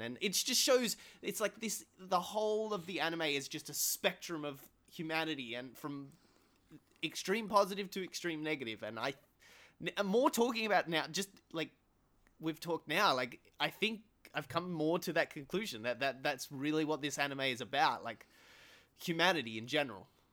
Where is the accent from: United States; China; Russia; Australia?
Australia; as an Australian